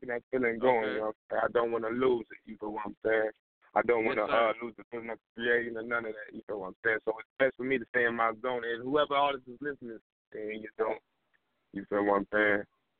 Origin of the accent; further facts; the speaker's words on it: Terre Haute, Indiana, United States; I'm from Indiana. The Highlands, Terre Haute. It's a small town in Indiana, if none of y'all heard of that. 812.